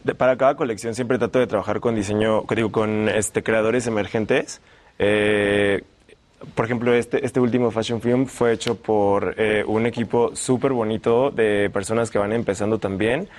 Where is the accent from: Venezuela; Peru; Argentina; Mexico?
Mexico; Guanajuato; now in Mexico City, Mexico; soy de Guanajuato